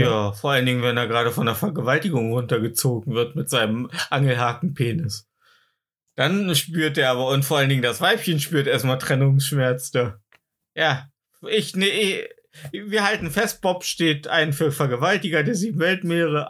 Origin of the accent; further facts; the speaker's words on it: East Germany, Germany; bei uns im Osten